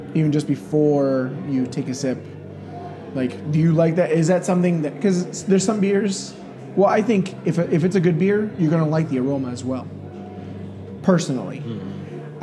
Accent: Grand Rapids, Michigan, United States; moved away; I'm from Grand Rapids, Michigan

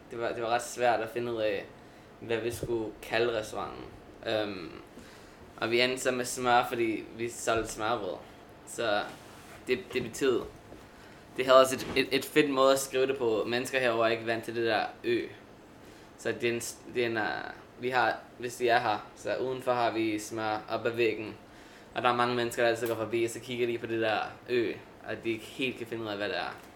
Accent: Brooklyn, New York, United States; vi er begge to fra Brooklyn, så vi, jeg tror, vi gerne vil have endet, eller endet op i Brooklyn, ikke?

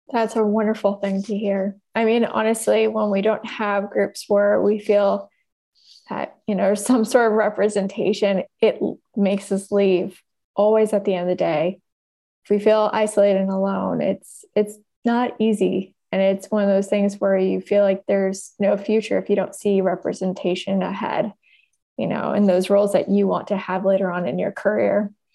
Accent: Oakland, California, United States; I grew up in Oakland

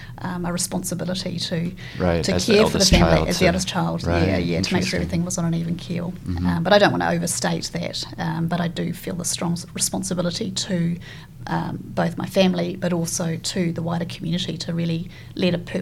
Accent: Kaitaia, Northland, New Zealand; also born or lived in Dunedin, New Zealand / Cambridge, United Kingdom; now in Christchurch, New Zealand; I was born in Kaitaia, right at the top of the North Island of New Zealand

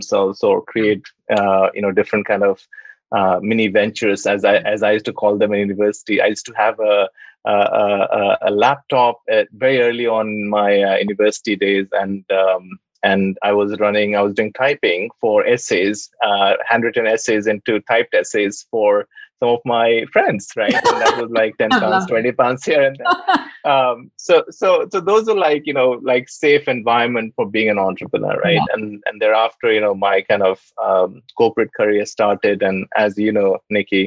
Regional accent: Jamshedpur, Jharkhand, India; moved away as an adult; now in United Kingdom; I was born in Tata City, Jamshedpur, and when I was 19, I came to the UK to do my studies.

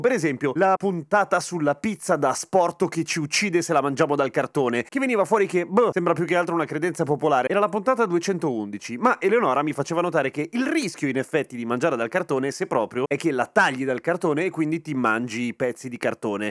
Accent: Lombardy, Italy; sono Lombardo

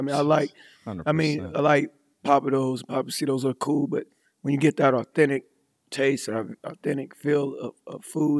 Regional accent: Fort Worth, Texas, United States; also born or lived in Colorado; I grew up here in Fort Worth.

